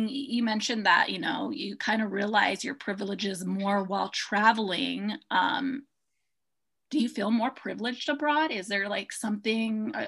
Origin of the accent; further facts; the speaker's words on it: United States; as an American